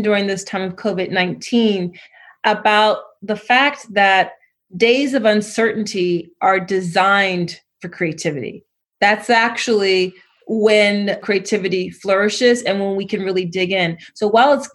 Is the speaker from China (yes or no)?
no; Philadelphia, Pennsylvania, United States; I grew up in Philly.